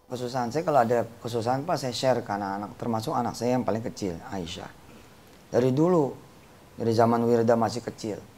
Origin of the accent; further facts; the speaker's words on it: Tangerang, Banten, Indonesia; Depan saya orang Tangerang itu dilupa Tangerang di Poris